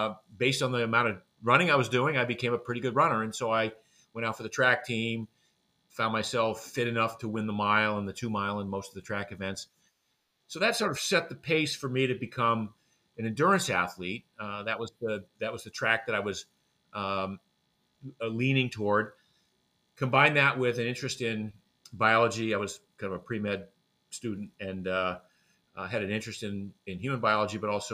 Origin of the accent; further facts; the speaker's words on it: Maine, United States; I grew up in Maine. I grew up in a small fishing village in Maine.